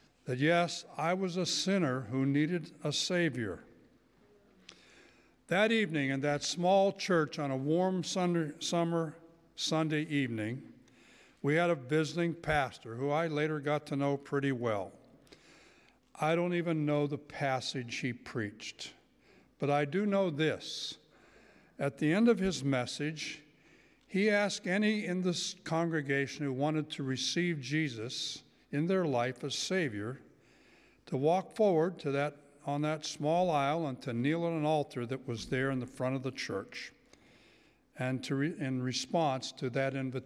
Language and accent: English; Cecil, Pennsylvania, United States; my hometown, a little town of Cecil, Pennsylvania, and I was 11 years old